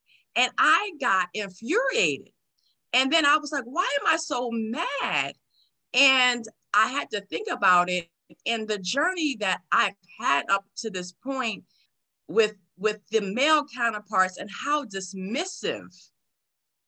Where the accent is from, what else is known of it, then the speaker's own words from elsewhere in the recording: New York City, New York, United States; moved away as an adult; now in San Antonio, United States; Born and raised in New York City